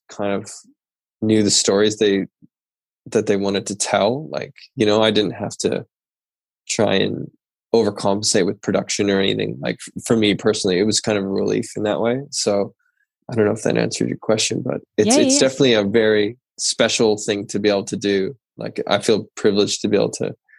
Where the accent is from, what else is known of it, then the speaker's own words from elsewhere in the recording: Port Coquitlam, British Columbia, Canada; I grew up outside of Vancouver in Canada in a smaller town called Port Coquitlam